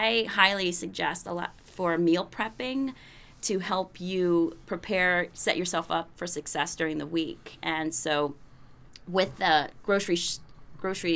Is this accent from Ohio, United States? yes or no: yes; Ohio, United States; also born or lived in Austin, Texas; now in New Hampshire, United States; I grew up in Ohio, and then I just moved up here to New Hampshire from Austin